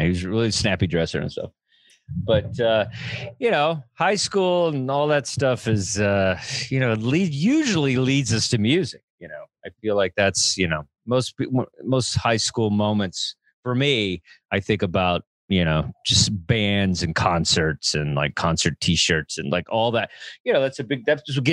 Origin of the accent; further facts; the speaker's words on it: the South, United States; I grew up in the South, trailer park